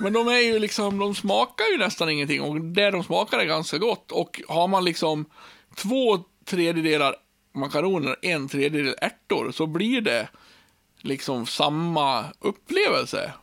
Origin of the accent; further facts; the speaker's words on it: Björbo, Dalarna County, Sweden; now in Borlänge, Sweden; jag har levt så länge, tills jag var 29 år i Björbo